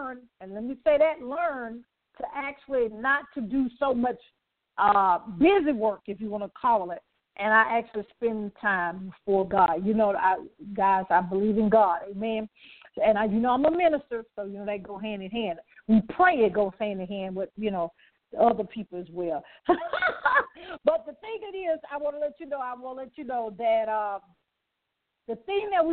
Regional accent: Birmingham, Alabama, United States; moved away; going back to my hometown. Y'all know Birmingham, Alabama

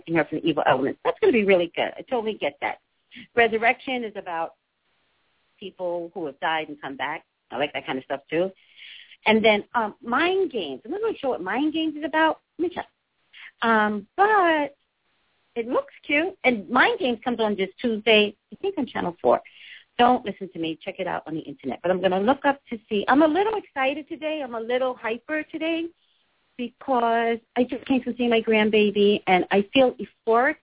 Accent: New York City, New York, United States; also born or lived in Staten Island; I call Staten Island my home, but I was actually raised in the Bronx.

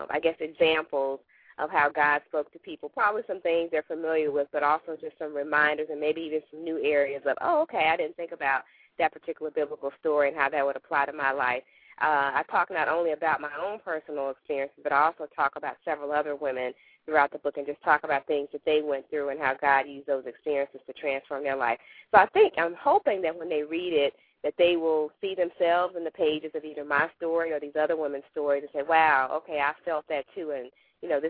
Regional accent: Arkansas, United States; now in Virginia, United States; I live in Virginia, but I'm from Arkansas

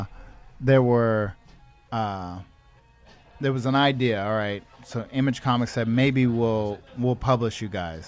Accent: West Coast, United States; also born or lived in New York; I grew up here

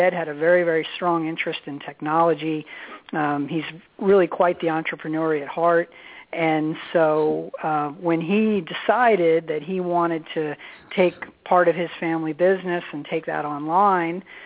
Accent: Phoenix, Arizona, United States; now in Maryland, United States; born and raised in Phoenix, Arizona, came out here in the early 1990s

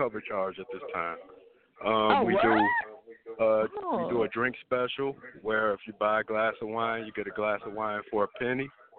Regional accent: Chicago, Illinois, United States; I'm from Chicago, Illinois.

